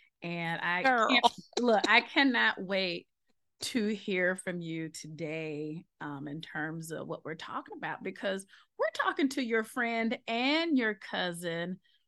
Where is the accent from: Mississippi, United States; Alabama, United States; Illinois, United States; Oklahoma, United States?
Mississippi, United States; South; now in Memphis, United States; people find out that I'm from Mississippi, especially from South Mississippi, and then when they realize I'm from the portion of South Mississippi that has beaches